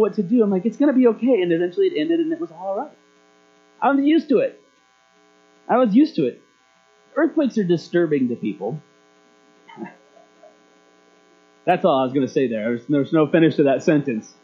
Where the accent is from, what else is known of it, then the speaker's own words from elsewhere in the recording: Alaska, United States; moved away; also born or lived in Marysville; When I was a kid growing up in Alaska, earthquakes were a very, very common thing